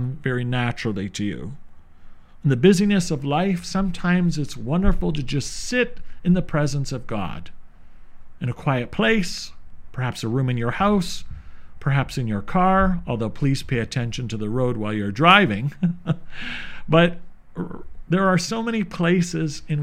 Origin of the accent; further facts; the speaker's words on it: St. Catharines, Ontario, Canada; Growing up in St. Catharines, I was blessed to have many religious sisters